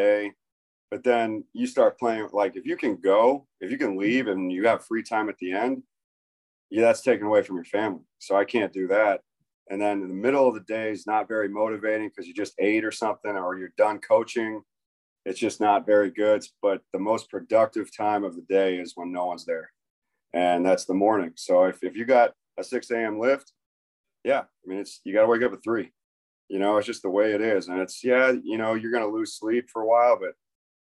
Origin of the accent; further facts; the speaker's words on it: Tarpon Springs, Florida, United States; also born or lived in New York; I was born in New York. And then when I was 2 years old, we moved to Tampa area, Tarpon Springs, Florida